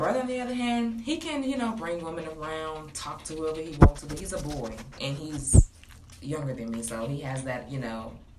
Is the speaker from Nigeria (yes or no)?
yes; Nigeria; I'm Nigerian, for one. So I come from a completely different culture background.